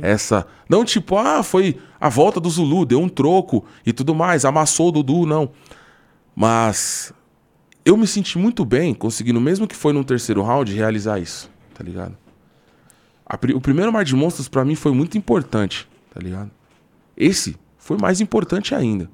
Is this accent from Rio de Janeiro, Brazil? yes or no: no; São Paulo, Brazil; eu sou de São Paulo